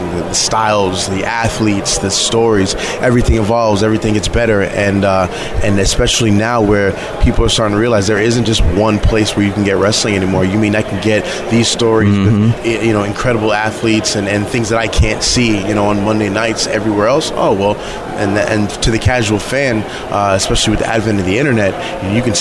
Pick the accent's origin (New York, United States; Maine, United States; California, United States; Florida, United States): New York, United States; New York City; I was born and raised in New York City